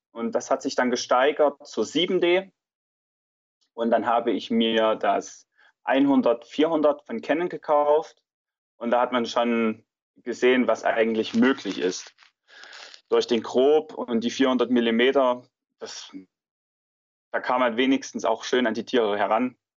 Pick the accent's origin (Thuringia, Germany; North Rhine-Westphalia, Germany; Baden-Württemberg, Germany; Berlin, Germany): Thuringia, Germany; Weimarer Land; vor allem die Gegend, aus der ich komme, ich komme aus dem Weimarer Land